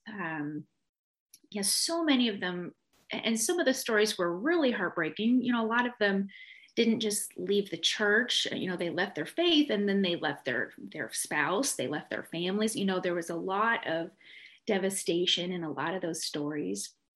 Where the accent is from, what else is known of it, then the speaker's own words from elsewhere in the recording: Canada; moved away; growing up in Canada